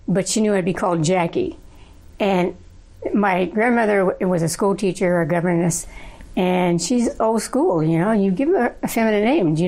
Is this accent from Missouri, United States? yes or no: yes; Missouri, United States; I was born in Missouri